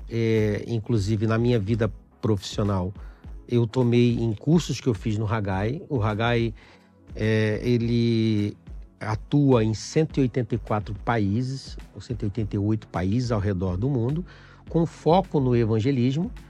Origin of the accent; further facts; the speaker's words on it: Pernambuco, Brazil; eu tenho 52 anos. É, sou pernambucano